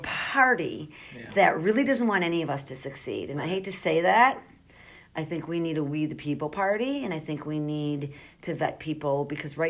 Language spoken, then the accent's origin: English; Chicago, Illinois, United States; also born or lived in Australia; I grew up in Michael Madigan's district, and I watched my community, like Marquette Park